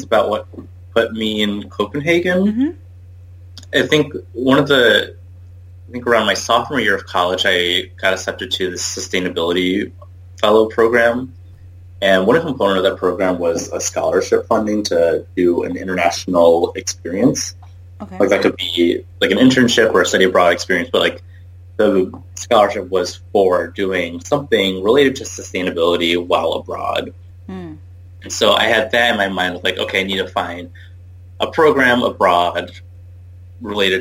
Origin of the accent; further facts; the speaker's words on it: Southeast Michigan, United States; I grew up in Southeast Michigan